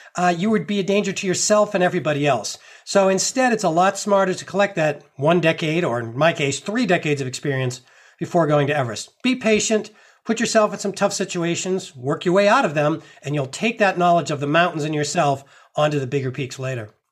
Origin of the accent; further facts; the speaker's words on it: Massachusetts, United States; I grew up in Massachusetts